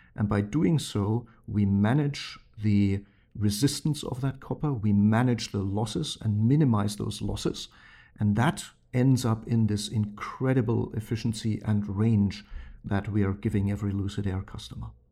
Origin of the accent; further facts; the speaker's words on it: Germany; moved away; growing up in Germany